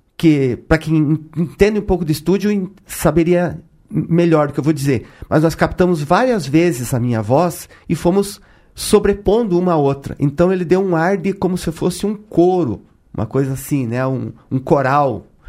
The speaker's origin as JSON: {"language": "Portuguese", "town": "Ponta Grossa", "region": "Paraná", "country": "Brazil", "said": "Saí de Ponta Grossa"}